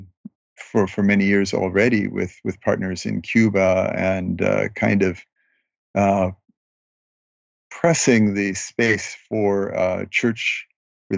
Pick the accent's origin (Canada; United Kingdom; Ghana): Canada; I am a journalist from Canada